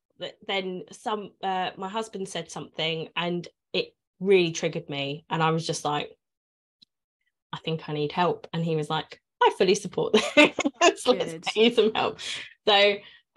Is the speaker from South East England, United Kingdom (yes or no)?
no; London, United Kingdom; moved away as an adult; now in Essex, United Kingdom; I'm a North Londoner. I'm not from Essex, but I did move here.